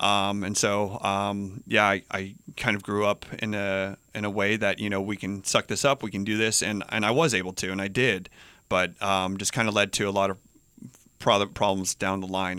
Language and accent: English; Albuquerque, New Mexico, United States; moved away as an adult; also born or lived in Boulder, Colorado; now in Hawaii, United States; born and raised in Albuquerque, New Mexico